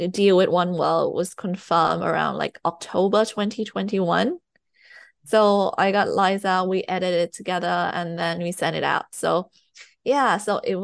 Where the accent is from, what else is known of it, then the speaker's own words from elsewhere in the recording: Thailand; English is a second language; moved away; also born or lived in United Kingdom; I've lived in the UK, but I was born in Thailand. I was raised in Thailand, so I'm writing in my second language.